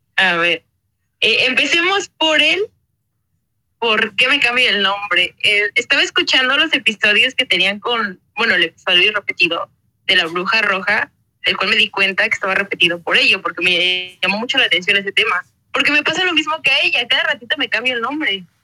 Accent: State of Mexico, Mexico; now in Los Cabos, Mexico; Soy del Estado de México, pero ahorita estoy radicando en Los Cabos

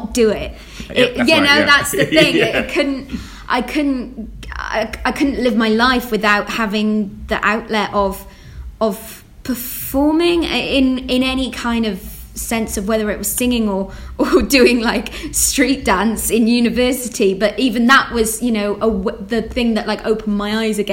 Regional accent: Wales, United Kingdom; I'm Welsh

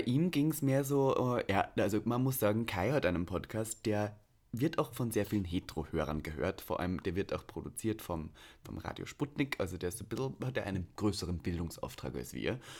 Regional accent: Austria; bei mir in Österreich

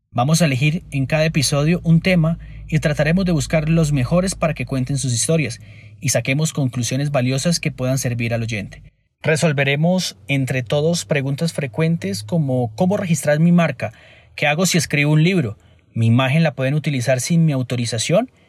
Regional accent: Cúcuta, Norte de Santander, Colombia; now in Bogotá, Colombia; Nací en Cúcuta y vivo en Bogotá ya hace un par de años.

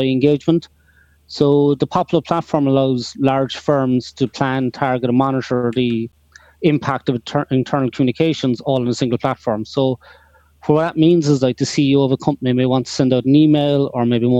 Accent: Cork, Munster, Ireland; I'm from Cork, all the way down the south of Ireland

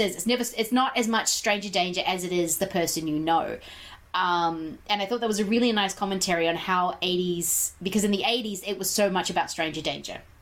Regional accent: New Zealand; growing up in New Zealand

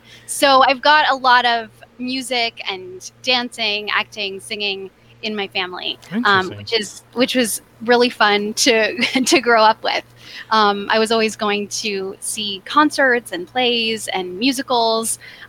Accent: Los Angeles, California, United States; also born or lived in New York; now in Los Angeles, United States; So I am originally from Los Angeles. I grew up in the San Fernando Valley, Sherman Oaks.

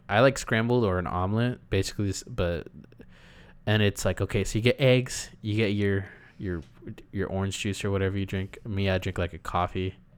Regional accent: California, United States; We're Californians.

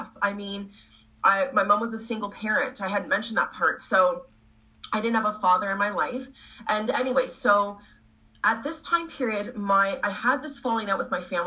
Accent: Canada; also born or lived in Toronto; I'm from Canada

